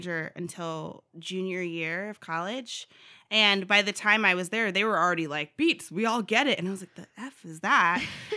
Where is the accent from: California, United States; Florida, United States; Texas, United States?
California, United States; Los Angeles; moved away as an adult; also born or lived in Culver City, California / Downey, California; now in Fayetteville, United States; I went back and forth between two very different